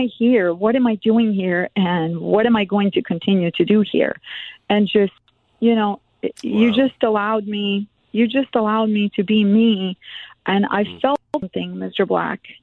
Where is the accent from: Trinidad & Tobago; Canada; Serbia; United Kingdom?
Serbia; moved away; also born or lived in Germany; I'm born in Germany, but I grew up in Serbia